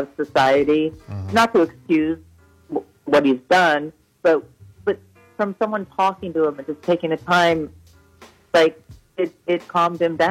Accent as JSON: {"language": "English", "region": "California", "country": "United States", "moved": "as an adult", "lives_now": "New York City, United States", "said": "I'm originally from California"}